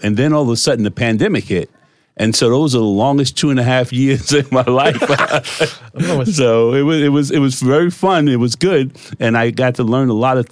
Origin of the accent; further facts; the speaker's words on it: Jersey City, New Jersey, United States; I'm born and raised in Jersey City, New Jersey